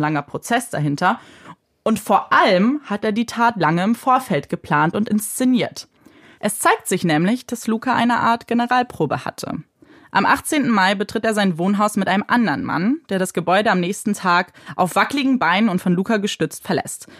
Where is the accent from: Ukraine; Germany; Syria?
Germany; bei uns in Deutschland